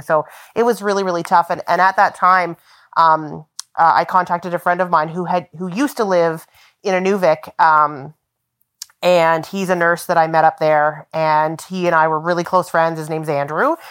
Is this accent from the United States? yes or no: no; Southern Ontario, Canada; moved away as an adult; also born or lived in Yellowknife; now in Inuvik, Canada; I grew up in Southern Ontario